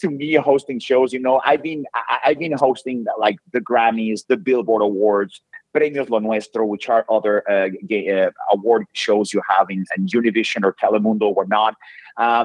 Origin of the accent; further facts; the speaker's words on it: Mexico City, Mexico; moved away; I grew up in Mexico City